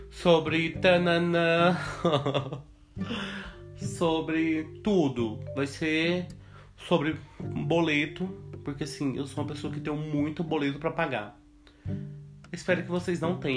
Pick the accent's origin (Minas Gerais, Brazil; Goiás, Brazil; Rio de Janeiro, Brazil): Goiás, Brazil; Goiânia; tenho 21 anos, sou de Goiânia